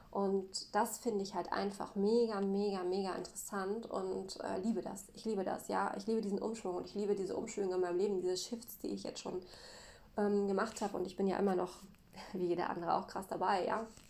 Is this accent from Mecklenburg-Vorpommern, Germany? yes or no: yes; Mecklenburg-Vorpommern, Germany; für mich als Mecklenburger war das eine komplett andere Welt. Denn bei uns ist es so, hier in Mecklenburg